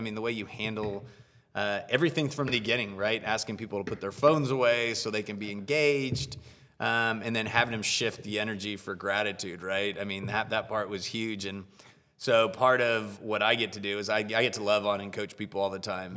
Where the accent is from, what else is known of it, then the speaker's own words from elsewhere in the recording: United States; living and growing up in the U S